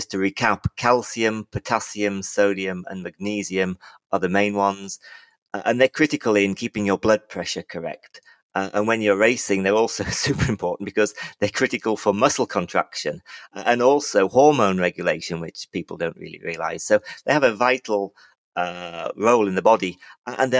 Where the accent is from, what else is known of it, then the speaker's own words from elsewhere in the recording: Libya; moved away; I grew up in Libya